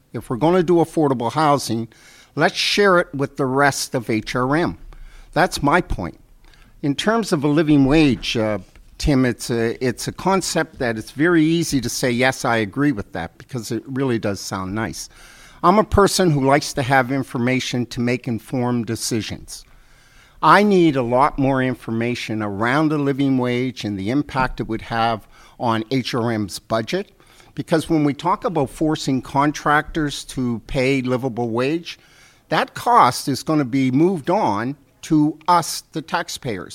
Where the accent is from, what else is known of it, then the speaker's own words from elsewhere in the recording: Halifax, Nova Scotia, Canada; also born or lived in Africville; I grew up in Uniac Square